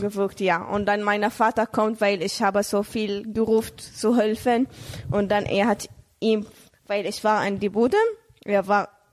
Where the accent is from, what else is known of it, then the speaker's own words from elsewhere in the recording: Saudi Arabia; German is a second language; moved away as an adult; now in Germany; ich bin in Saudi-Arabien geboren